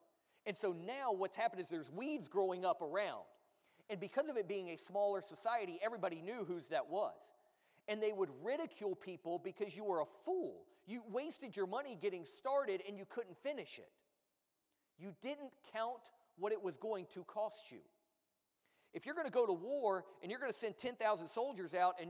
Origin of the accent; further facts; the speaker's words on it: United States; being American